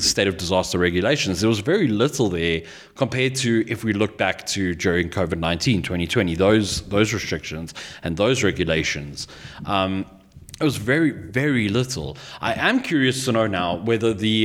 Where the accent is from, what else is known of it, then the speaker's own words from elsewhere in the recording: South Africa; I, as a South African